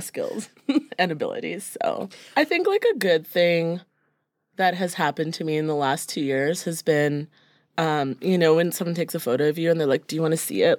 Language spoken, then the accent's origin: English; Brampton, Ontario, Canada; now in Toronto, Canada; growing up in Brampton